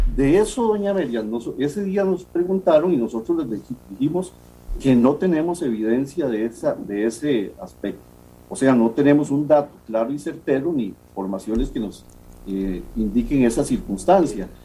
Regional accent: Costa Rica; como costarricenses

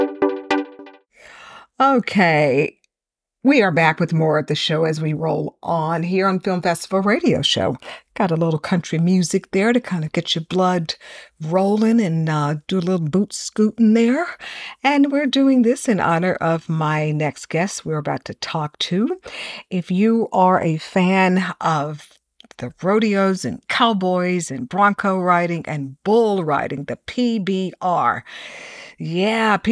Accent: Houston, Texas, United States; I grew up in Houston

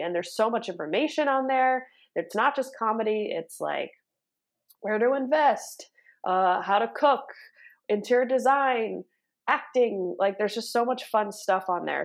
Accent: Los Angeles, California, United States; also born or lived in New York; born and raised in Los Angeles, California

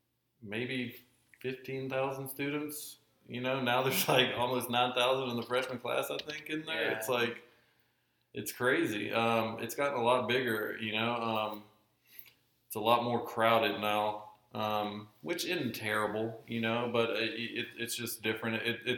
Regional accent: Memphis, Tennessee, United States; moved away as an adult; also born or lived in Southaven, Mississippi; now in Oxford, United States; I grew up in Memphis. In South Haven. Went to school up at Briarcrest. Have two brothers.

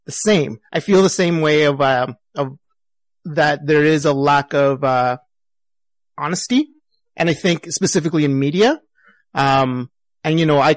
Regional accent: Edmonton, Alberta, Canada; I'm from Edmonton. It's a small town. I'm a small city in Canada

